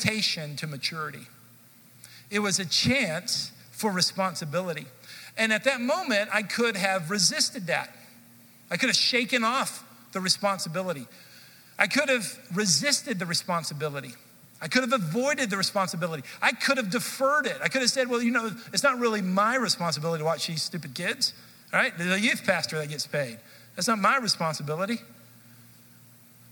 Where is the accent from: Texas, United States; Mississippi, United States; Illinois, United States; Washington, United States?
Texas, United States; Dallas; also born or lived in Kansas City; I grew up in the Dallas area, and I went to college in Kansas City.